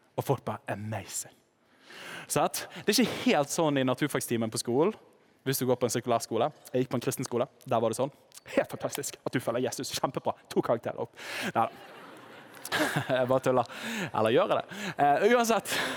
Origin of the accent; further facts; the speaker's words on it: Western Norway, Norway; Nå kommer jeg fra Vestlandet